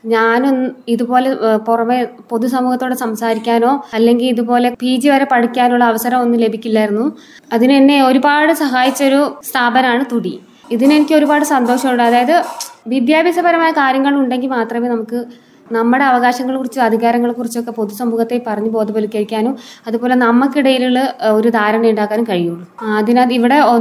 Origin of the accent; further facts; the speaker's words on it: Nellikkal colony, Kerala, India; also born or lived in Kalady / Palakkad; വെളിയെ നെല്ലിക്കൽ കോളനിയിൽ നിന്നാണ് വരുന്നത്